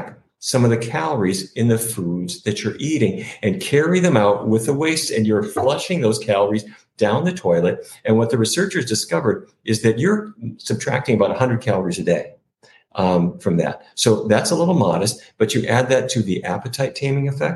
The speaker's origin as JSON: {"language": "English", "town": "Fargo", "region": "North Dakota", "country": "United States", "tie": "born or raised there", "said": "When I was growing up in Fargo, North Dakota"}